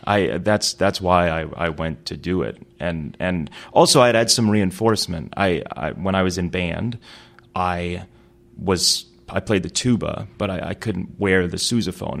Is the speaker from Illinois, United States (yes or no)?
yes; Chicago, Illinois, United States; I grew up in Chicago for my first couple of years in the city. Then my family moved to the, the south suburbs of Chicago